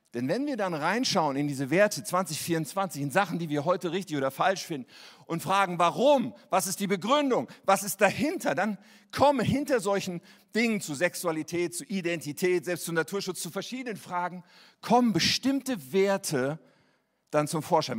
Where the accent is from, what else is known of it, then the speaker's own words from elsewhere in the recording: Germany; wir damals hatten als Deutsche